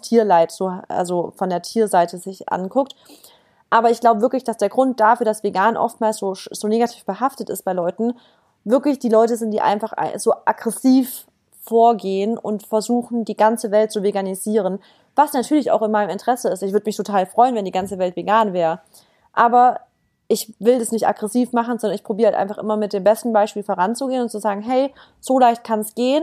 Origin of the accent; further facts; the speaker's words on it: Stuttgart, Baden-Württemberg, Germany; moved away as an adult; now in Berlin, Germany; ich komme eigentlich aus dem, aus dem Süden Deutschlands, also aus Baden-Württemberg, Stuttgart. Bin jetzt wegen äh, meinem Freund nach Berlin gezogen